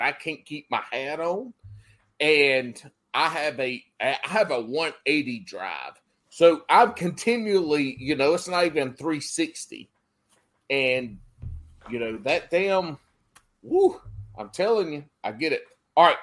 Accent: South Carolina, United States; now in North Carolina, United States; I grew up in South Carolina

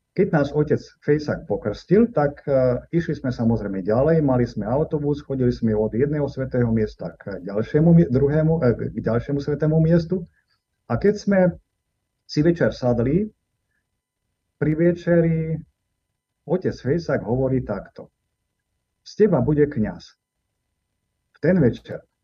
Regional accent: Topoľčany, Nitra Region, Slovakia; also born or lived in Soviet Union; Narodil som sa v Topočanoch, samozrejme ako každý súčasný človek v pôrodnici, pred mnohými rokmi, už je to 61 aj dačo, mm-hmm. v roku 1961 vyrastal som v mnohodetnej rodine

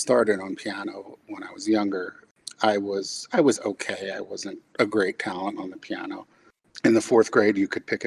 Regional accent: White Plains, New York, United States; now in Dallas, United States; I grew up in White Plains, New York

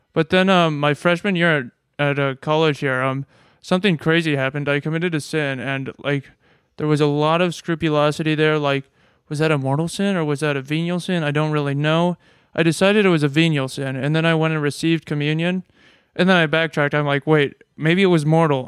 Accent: Nebraska, United States; moved away; I'm from Nebraska.

